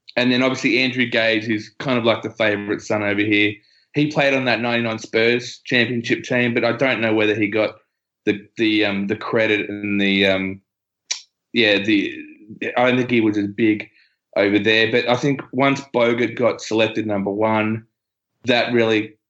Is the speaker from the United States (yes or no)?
no; Australia; as an Australian